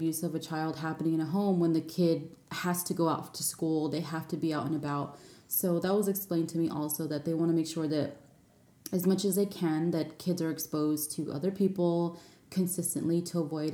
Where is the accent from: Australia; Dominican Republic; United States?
United States; California; moved away as an adult; also born or lived in Tallinn, Estonia / Frankfurt, Germany; I'm from California, and in California we don't lack any sunshine